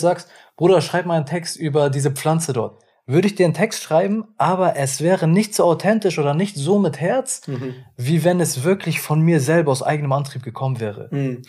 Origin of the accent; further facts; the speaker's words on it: Hamburg, Germany; ich komme ja aus Hamburg